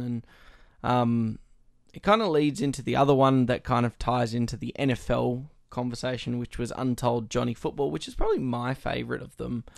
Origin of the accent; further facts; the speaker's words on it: Australia; being Australian and getting that patriotism aspect